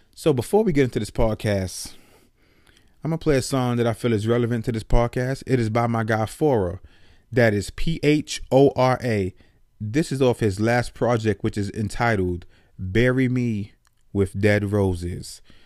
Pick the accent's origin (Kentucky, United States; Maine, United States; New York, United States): New York, United States; New York City; moved away as an adult; now in Atlanta, United States; I grew up in the Bronx, New York, and I moved when I was, I believe I was twenty-one, I moved from the Bronx, New York to Atlanta